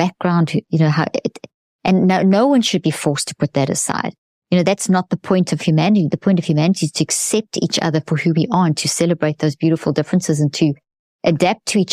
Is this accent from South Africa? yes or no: yes; South Africa; I come from South Africa